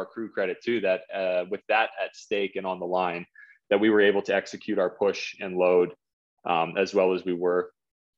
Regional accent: Whitby, Ontario, Canada; my hometown of Whitby

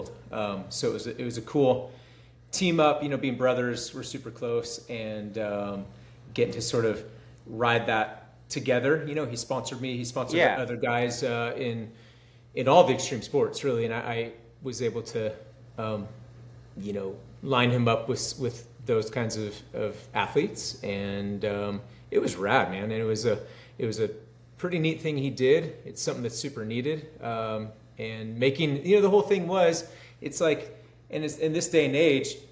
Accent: Northern California, United States; I grew up in way Northern California, well, where I live now.

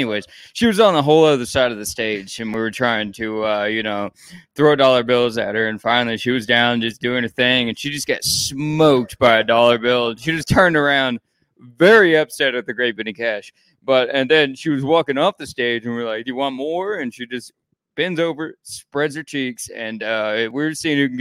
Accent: Houston, Texas, United States; I'm from Houston

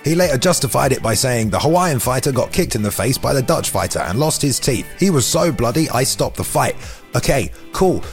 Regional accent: England, United Kingdom; as an Englishman

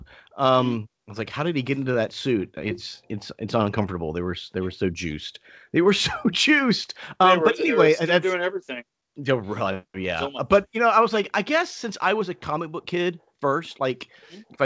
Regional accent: the South, United States; I grew up in the South

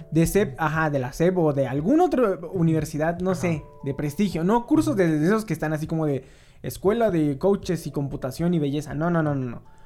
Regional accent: Mexico; como mexicanos

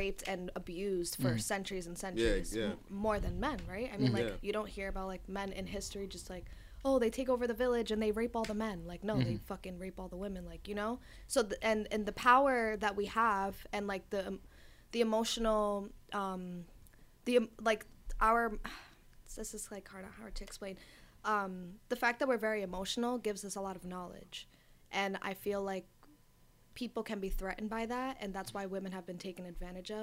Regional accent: New York City, New York, United States; I'm from Astoria. I'm from Queens

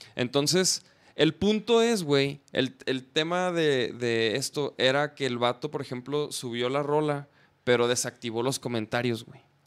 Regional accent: Chihuahua, Mexico; moved away; yo soy de Chihuahua, Chihuahua

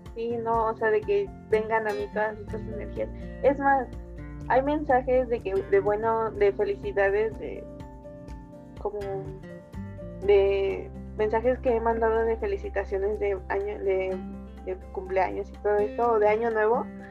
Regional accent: Mexico; somos mexicanos y aquí andamos

